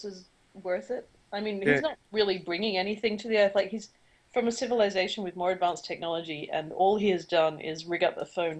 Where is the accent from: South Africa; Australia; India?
Australia; Because Australia, we get all our cars from Japan